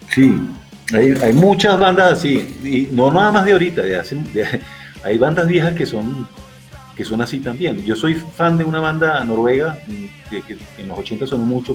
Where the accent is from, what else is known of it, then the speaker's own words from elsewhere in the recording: Venezuela; accent: Venezuelan; moved away as an adult; now in Bogotá, Colombia; como se habrá podido dar cuenta por mi acento, aunque tengo tres años aquí en Colombia, soy venezolano